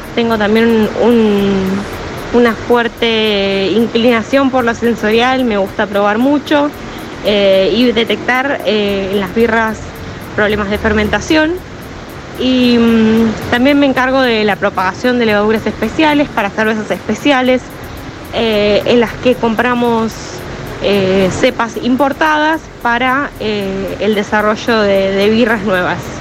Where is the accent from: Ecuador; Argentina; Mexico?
Argentina; San Carlos de Bariloche, Río Negro; moved away as an adult; now in Buenos Aires, Argentina; Nací y estudié en San Carlos de Bariloche